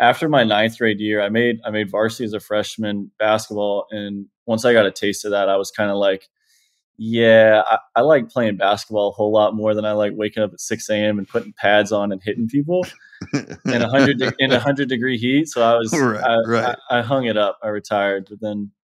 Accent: Texas, United States; growing up in Texas

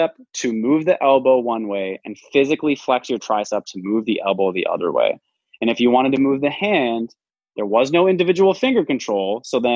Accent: Midwest, United States; I'm from the Midwest

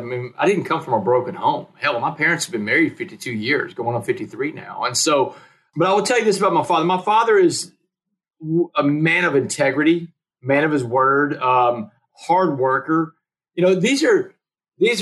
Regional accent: Port Arthur, Texas, United States; I'm in prison in Beaumont. I grew up in Port Arthur, neighboring towns

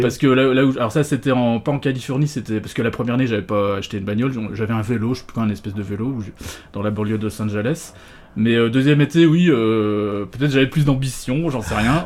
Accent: Nancy, Grand Est, France; also born or lived in Hamburg / Alsace; je suis né à Nancy

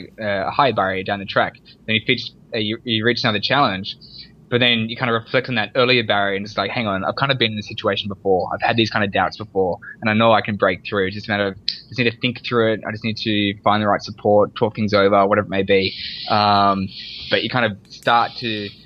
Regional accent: Sydney, New South Wales, Australia; born and raised in Australia, and in Sydney, Australia.

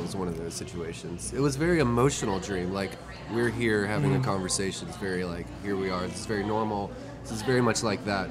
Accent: Alexandria, Louisiana, United States; Which is where I'm from.

